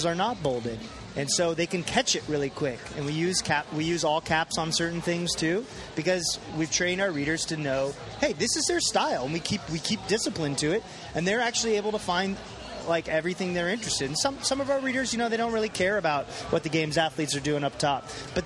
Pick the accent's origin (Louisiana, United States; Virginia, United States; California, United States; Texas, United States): California, United States; Temecula; moved away; also born or lived in Washington, D.C.; I grew up in Temecula, California, which is in Southern California.